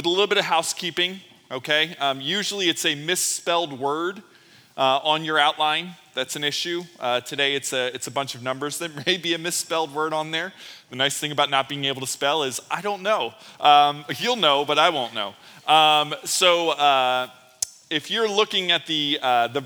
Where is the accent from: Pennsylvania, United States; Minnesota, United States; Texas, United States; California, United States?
Pennsylvania, United States; Philadelphia; growing up in Philly and Sesame Place being right in my backyard